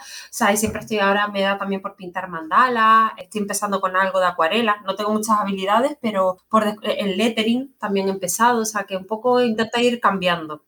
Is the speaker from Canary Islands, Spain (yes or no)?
yes; Canary Islands, Spain; como soy canaria